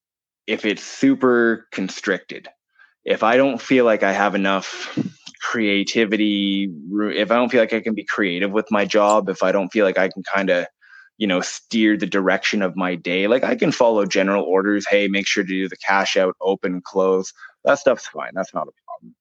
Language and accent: English; Campbell River, British Columbia, Canada; also born or lived in Vancouver; now in Blind Bay, Canada; I was born and raised in Campbell River.